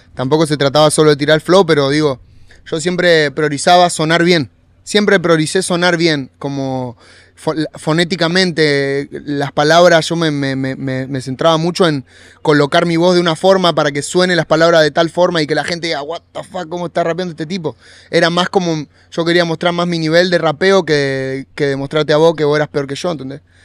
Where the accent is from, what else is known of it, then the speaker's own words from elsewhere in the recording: Monte Grande, Buenos Aires Province, Argentina; Montegrande es, es de donde yo nací y bueno, y era un lugar